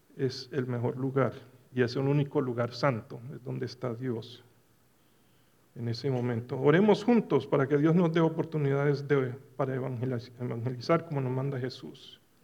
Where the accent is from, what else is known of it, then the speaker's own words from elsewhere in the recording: Medellín, Antioquia, Colombia; also born or lived in Dallas, Texas; now in United States; una semana en Medellín, donde me crié